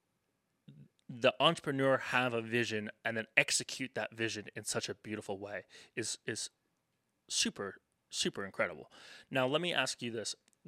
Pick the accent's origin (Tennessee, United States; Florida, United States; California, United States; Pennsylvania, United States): Tennessee, United States; accent: Tennessean; my Tennessean accent